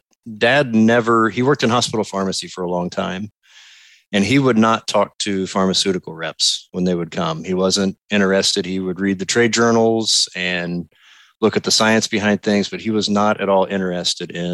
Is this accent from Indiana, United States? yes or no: yes; Vincennes, Indiana, United States; moved away; I was born and raised in Vincennes, Indiana